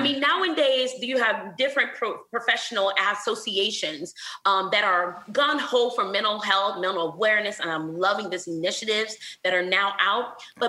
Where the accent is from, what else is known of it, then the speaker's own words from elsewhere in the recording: Flint, Michigan, United States; I'm from Flint, Michigan.